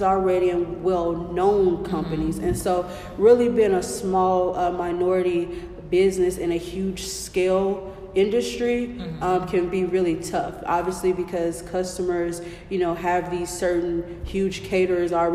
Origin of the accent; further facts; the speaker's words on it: Kansas City, Missouri, United States; I'm born and raised in Kansas City